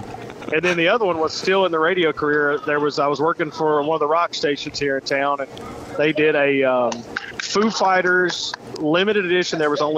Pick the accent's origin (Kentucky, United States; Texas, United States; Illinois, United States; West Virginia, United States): Kentucky, United States; moved away; I'm from Kentucky